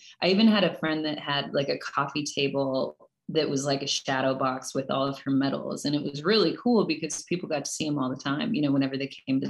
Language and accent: English; Farmington, New Mexico, United States; also born or lived in Colorado / California; now in Reno, United States; I am here in Reno, Nevada at the moment. I am from Farmington, New Mexico originally.